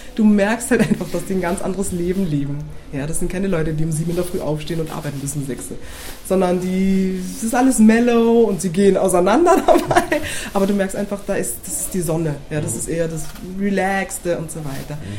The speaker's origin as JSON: {"language": "German", "region": "Berlin", "country": "Germany", "tie": "born or raised there", "said": "ich bin eine olle Berlinerin, ich bin geboren in Berlin"}